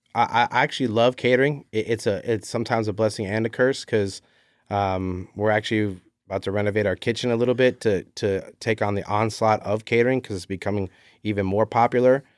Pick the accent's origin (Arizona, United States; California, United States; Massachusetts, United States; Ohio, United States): California, United States; Carlsbad; I'm a Carlsbad kid